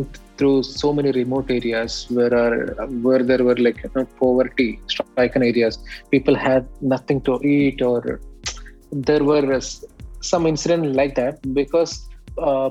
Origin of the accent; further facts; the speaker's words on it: Kerala, India; moved away as an adult; now in Dubai, United Arab Emirates; as an Indian